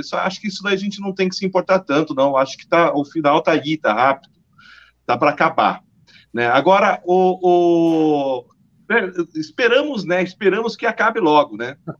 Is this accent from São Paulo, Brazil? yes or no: no; Paraná, Brazil; Eu sou paranaense